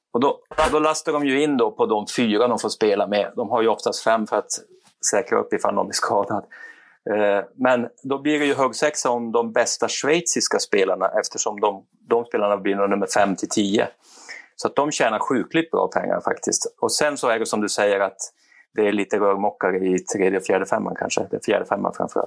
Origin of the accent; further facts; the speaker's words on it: Kiruna, Norrbotten County, Sweden; Jag är ju gruvarbetarson från Kiruna.